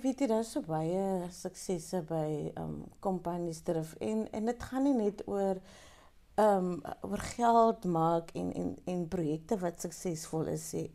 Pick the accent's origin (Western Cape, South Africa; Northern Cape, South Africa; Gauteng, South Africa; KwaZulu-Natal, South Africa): Western Cape, South Africa; Pniel; ik is um, ehm, geboren in Peniel. Wow. ik is een um een Penieler.